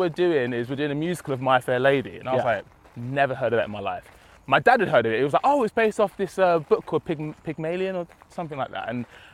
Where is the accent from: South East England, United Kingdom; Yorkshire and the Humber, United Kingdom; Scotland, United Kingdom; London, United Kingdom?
London, United Kingdom; Romford; moved away as an adult; also born or lived in New Cross, London; now in Manchester, United Kingdom; So I lived in New Cross, which is like South London, I believe. And then we moved to Romford when I was about three.